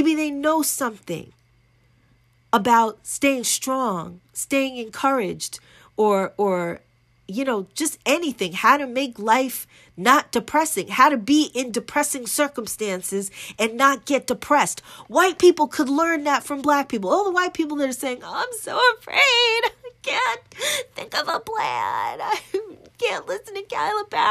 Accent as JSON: {"language": "English", "country": "United States", "said": "I'm American"}